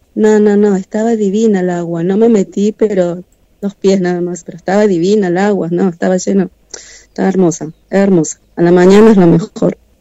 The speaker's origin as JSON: {"language": "Spanish", "town": "Buenos Aires", "country": "Argentina", "moved": "yes", "lives_now": "Mar del Plata, Argentina", "said": "yo soy de Buenos Aires"}